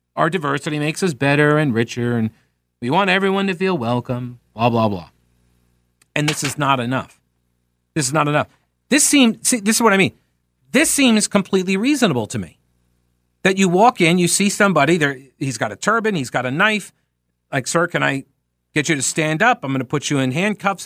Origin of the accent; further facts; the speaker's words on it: United States; as an American